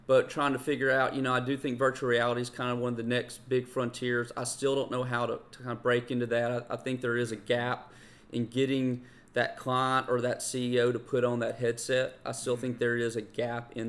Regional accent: Greenville, Mississippi, United States; moved away as an adult; also born or lived in North Carolina; now in Greenville, United States; had the opportunity to move back to my hometown of Greenville, Mississippi from North Carolina.

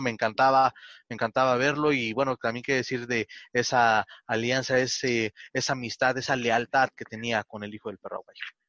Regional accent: Mexico; no nos gusta como mexicanos

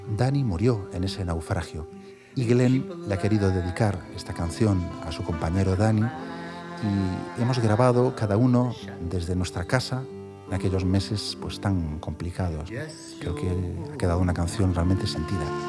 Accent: Vigo, Galicia, Spain; Vigo, donde yo nací

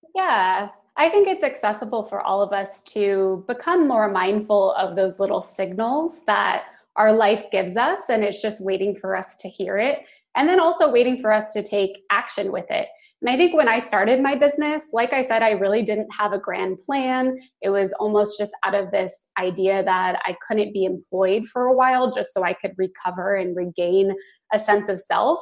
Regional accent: Phoenix, Arizona, United States; moved away as an adult; also born or lived in Los Angeles; I am from Phoenix. That's where I'm calling from today. It's my hometown

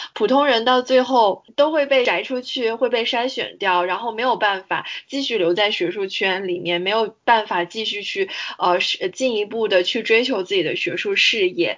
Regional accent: Guangzhou, Guangdong, China; 我爸妈也都是大学老师，而且我们家就是做学术的人其实还挺多的。我从小生活在这样一个圈子里面，我在广州出生长大

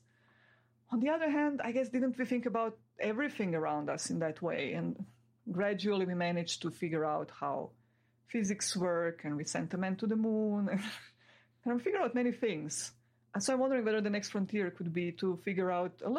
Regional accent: Croatia; where I'm from Croatia. This is one of the six republics of Yugoslavia, where we lived all happily together for my first 16 years

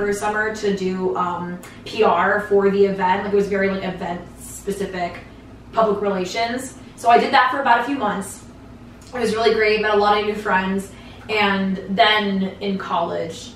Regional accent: Northeast, United States; I grew up in the Northeast

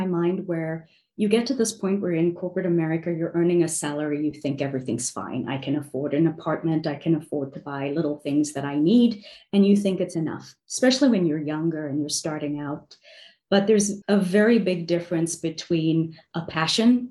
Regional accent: South Africa; now in New York City, United States; growing up in South Africa

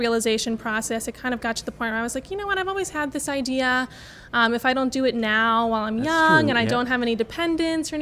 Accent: New Orleans, Louisiana, United States; I was born and raised here in New Orleans

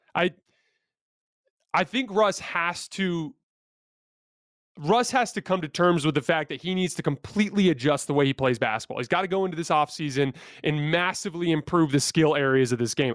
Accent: Tucson, Arizona, United States; I grew up in Tucson, Arizona

